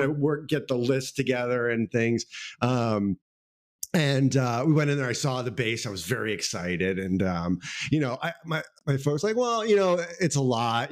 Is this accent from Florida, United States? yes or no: no; Houston, Texas, United States; I grew up in a suburb outside of Houston, um, oh, Kings Kingwood.